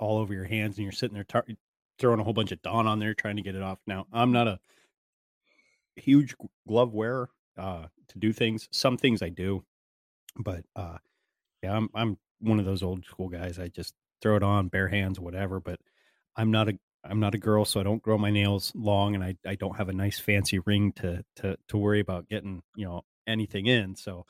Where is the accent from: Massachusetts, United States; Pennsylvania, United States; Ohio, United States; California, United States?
Pennsylvania, United States; I'm from Pennsylvania. And mm-hmm. out here in Pennsylvania, you know, you'd go to a high school football game or a street carnival or whatever